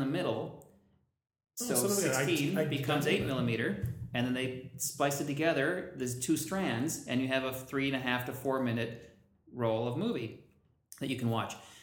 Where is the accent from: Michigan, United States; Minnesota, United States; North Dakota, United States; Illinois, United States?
Minnesota, United States; Minneapolis; I grew up in Minneapolis